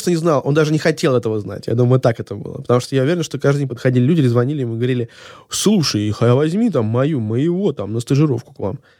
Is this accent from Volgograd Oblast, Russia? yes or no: no; Saint Petersburg, Russia; Ну, наверное, так как, типа, я из Санкт-Петербурга, за «Зенит».